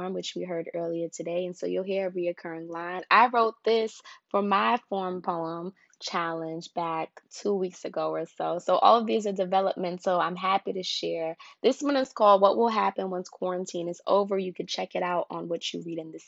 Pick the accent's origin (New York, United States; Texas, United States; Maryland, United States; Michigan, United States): New York, United States; New York City; also born or lived in Guyana; now in New Orleans, United States; I am a Guyanese-born poet. I grew up in New York City and now live in New Orleans